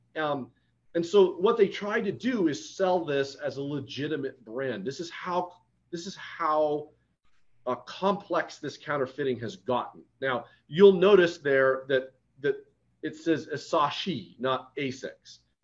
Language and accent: English; Detroit, Michigan, United States; moved away; I'm originally from Detroit